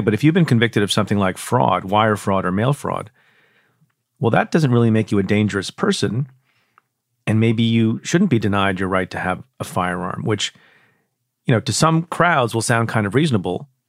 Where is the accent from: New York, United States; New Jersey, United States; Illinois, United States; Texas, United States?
New York, United States; my home state, New York